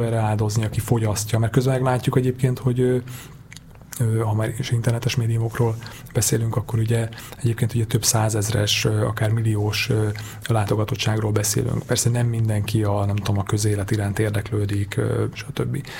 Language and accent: Hungarian; Hungary; moved away; én, én vidéki vagyok